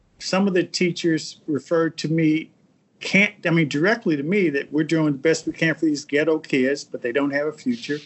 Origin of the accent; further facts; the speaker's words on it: Indianapolis, Indiana, United States; moved away as an adult; now in Washington, D.C., United States; my hometown of Indianapolis